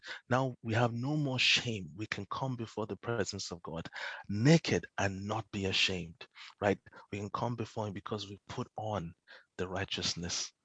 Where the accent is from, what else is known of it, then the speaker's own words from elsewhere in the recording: Nigeria; growing up in Nigeria